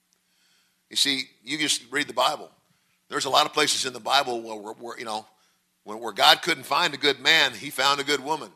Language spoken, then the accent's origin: English; Nebraska, United States; moved away as an adult; now in Mississippi, United States; Originally, I'm from Nebraska